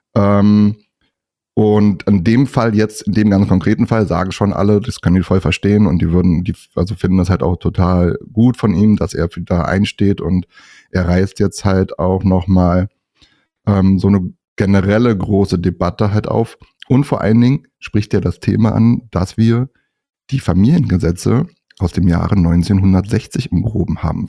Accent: north of Berlin, Brandenburg, Germany; komme auch nördlich von Berlin

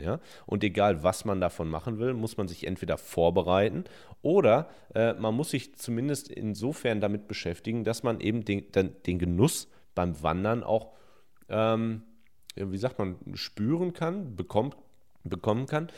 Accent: Hemer, North Rhine-Westphalia, Germany; 26 Jahre alt, 26,5 darf man noch sagen, und ich komme aus Hema im Sauerland

